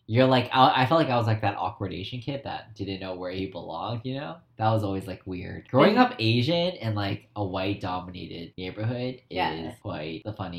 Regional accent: Surrey, British Columbia, Canada; now in Vancouver, Canada; Mm-hmm. I'm 30 years old. Mm-hmm. I'm gay. I grew up in Surrey, born and raised in Surrey, mm-hmm. and I now live in Vancouver.

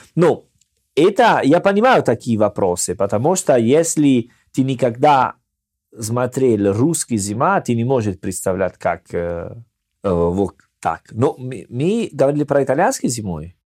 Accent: Salerno, Campania, Italy; Russian is a second language; moved away as an adult; now in Russia; я в мой родной городе, Салерно

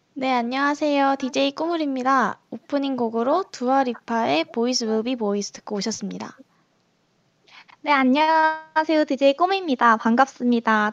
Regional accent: Muan, South Jeolla, South Korea; 저는 고향이 전라남도 무안이고요.

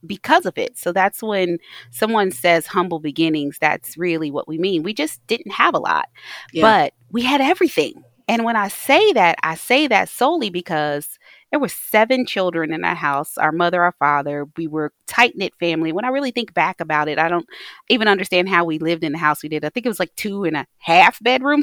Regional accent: Taylor Mill, Kentucky, United States; I was raised in Taylor Mill, Kentucky.

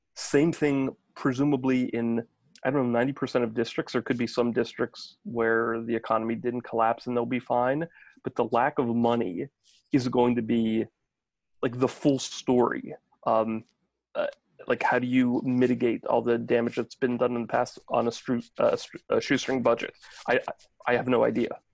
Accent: Maryland, United States; also born or lived in New Jersey; I grew up in Maryland and then we ended up moving back here

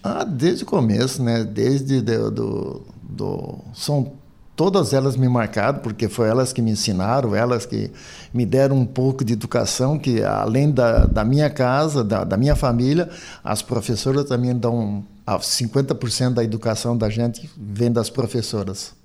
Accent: Lauro Müller, Santa Catarina, Brazil; eu nasci no 107, depois vim embora para Lauro Miller

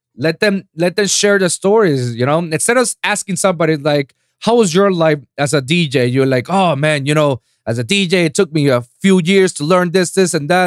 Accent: Puerto Rico; I'm from Puerto Rico, you know. My language yeah. over there is English and Spanish.

